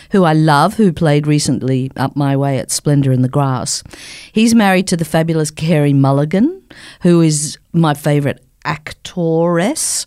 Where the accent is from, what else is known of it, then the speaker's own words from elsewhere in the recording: Sydney, New South Wales, Australia; moved away; I don't live here anymore, but I'm born and bred in Sydney